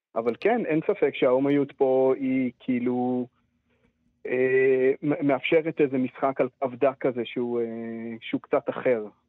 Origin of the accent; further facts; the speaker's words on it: Israel; אני גדלתי בקיבוץ